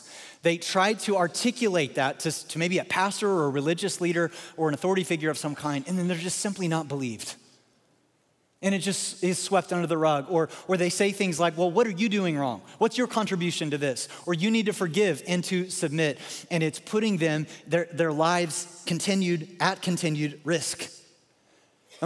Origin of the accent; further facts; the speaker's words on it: Baltimore, Maryland, United States; I was born in Baltimore.